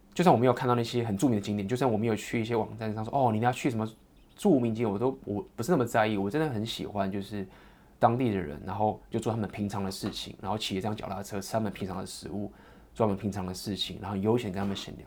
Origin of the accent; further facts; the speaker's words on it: Taiwan; 我来自台湾